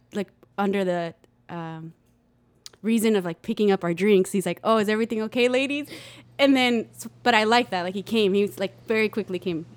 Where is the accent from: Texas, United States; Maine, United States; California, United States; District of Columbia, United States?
Texas, United States; Pecos; also born or lived in El Paso, Texas; we moved to Pecos